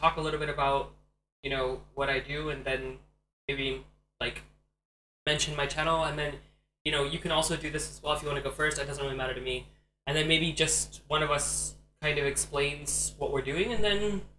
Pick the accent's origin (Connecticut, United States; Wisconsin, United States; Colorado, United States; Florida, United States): Florida, United States; moved away as an adult; also born or lived in Tucson, Arizona; now in Germany; I grew up in Florida.